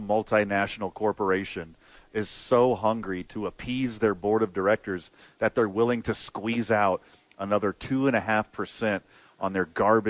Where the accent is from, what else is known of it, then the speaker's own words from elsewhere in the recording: the South, United States; moved away; I'm from the South